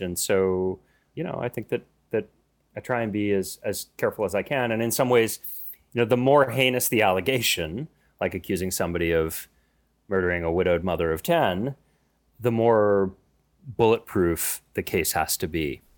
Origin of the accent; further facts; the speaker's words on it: United States; being an American, even an American with an Irish name